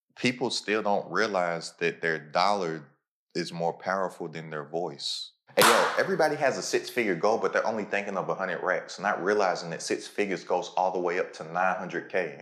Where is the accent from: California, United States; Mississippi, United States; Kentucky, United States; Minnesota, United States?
Kentucky, United States; Lexington; moved away; I'm from Lexington, Kentucky.